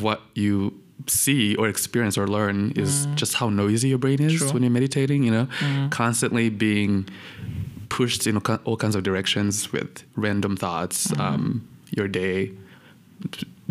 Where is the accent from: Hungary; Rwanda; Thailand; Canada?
Rwanda; also born or lived in Kampala, Uganda; I was born in Uganda, like most Rwandans, you know, my parents had fled. And I was there in Kampala for about 5 years